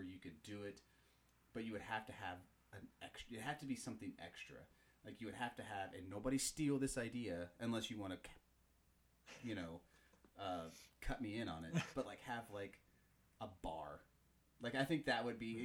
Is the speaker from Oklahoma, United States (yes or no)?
yes; Tulsa, Oklahoma, United States; I grew up in Tulsa